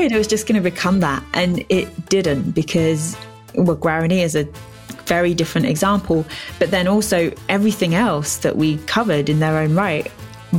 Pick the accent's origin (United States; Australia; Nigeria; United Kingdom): United Kingdom; England; half of my kind of heritage is Scottish, but I'm born and raised in England.